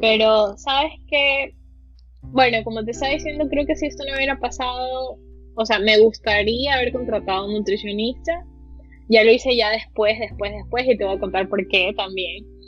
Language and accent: Spanish; Guayaquil, Guayas, Ecuador; como latina, como ecuatoriana, como guayaquileña